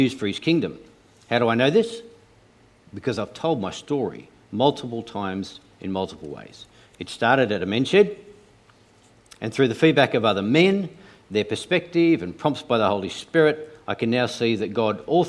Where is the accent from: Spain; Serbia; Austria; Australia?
Australia; Tasmania; I grew up in Tasmania.